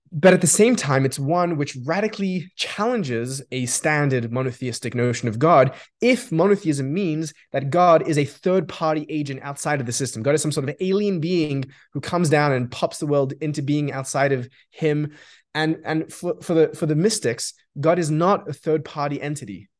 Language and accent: English; Australia; first language Yiddish; English is a second language; I grew up in Australia.